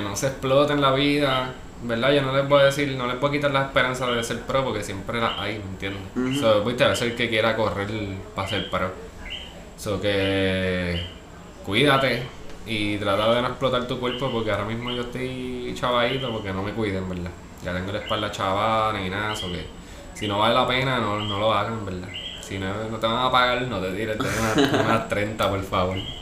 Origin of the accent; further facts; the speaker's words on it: Ponce, Puerto Rico; moved away as an adult; also born or lived in Río Piedras, San Juan; now in San Juan, Puerto Rico; Ponce toda mi vida y ahora pues soy sanjuanero.